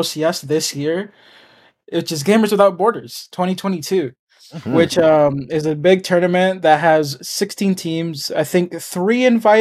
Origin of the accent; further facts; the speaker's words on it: United States; I'm American. Yeah. With parents from Central America and Latin America in general